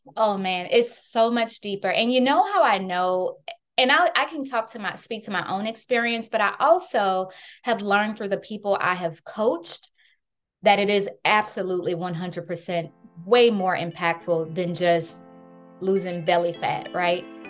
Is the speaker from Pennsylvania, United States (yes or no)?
no; New Orleans, Louisiana, United States; moved away; I was born and raised in New Orleans, Louisiana